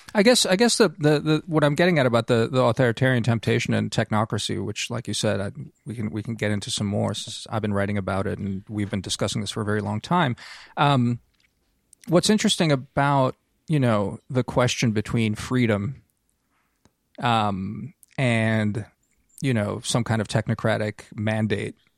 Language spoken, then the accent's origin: English; United States